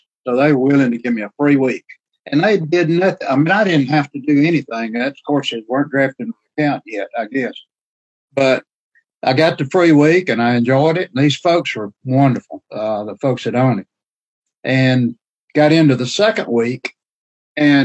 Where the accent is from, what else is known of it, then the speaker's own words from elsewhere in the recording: the South, United States; accent: southern drawl; I have a southern drawl